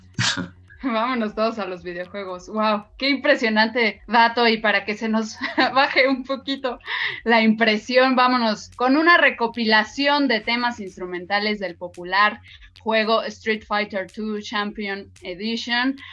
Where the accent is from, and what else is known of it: Mexico